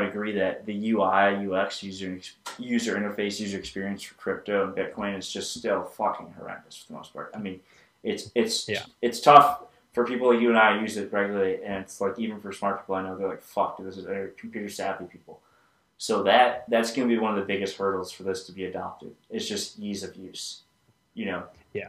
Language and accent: English; United States; as an American